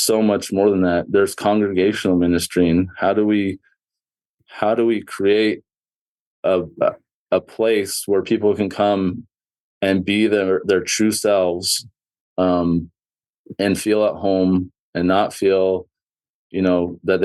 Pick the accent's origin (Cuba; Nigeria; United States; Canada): Canada; Southern Alberta; I grew up in Southern Alberta, Canada